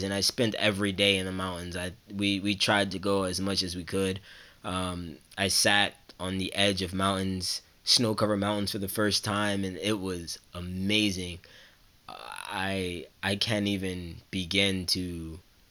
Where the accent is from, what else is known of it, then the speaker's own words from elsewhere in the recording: New Jersey, United States; I'm from New Jersey, so I'm used to snow.